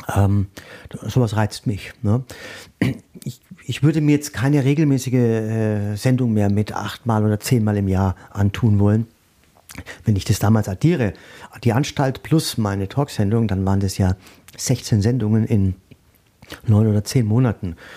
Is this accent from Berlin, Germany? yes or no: no; Würzburg, Bavaria, Germany; moved away as an adult; now in Mainz, Germany; ich komme ja aus Würzburg, auch Weinstadt